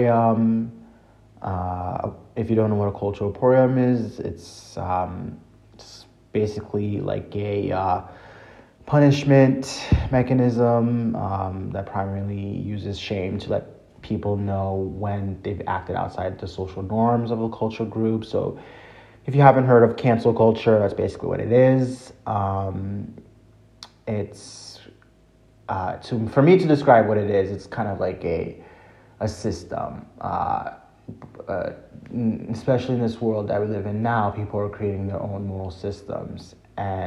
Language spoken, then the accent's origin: English; Haiti; I'm from Haiti